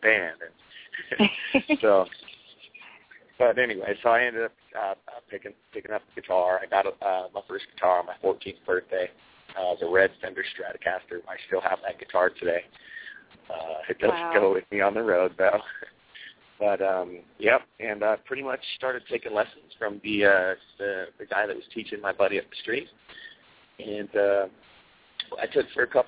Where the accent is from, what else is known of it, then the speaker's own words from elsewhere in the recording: Salt Lake City, Utah, United States; also born or lived in Okinawa, Japan; We moved back to Salt Lake when I was five, and pretty much lived there my whole life since then.